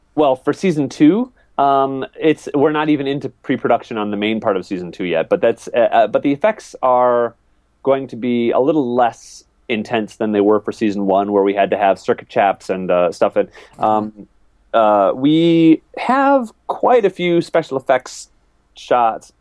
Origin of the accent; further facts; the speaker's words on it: Wisconsin, United States; moved away as an adult; also born or lived in Minneapolis; I'm from Wisconsin